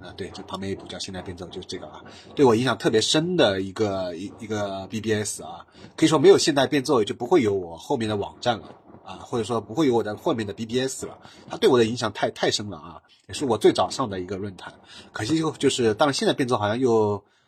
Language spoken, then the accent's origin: Chinese; Shanghai, China; 因为我本身是上海人嘛